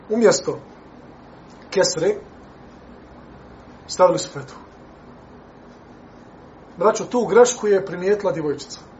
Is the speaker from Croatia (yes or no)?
no; Bosnia & Herzegovina; kod nas u Bosni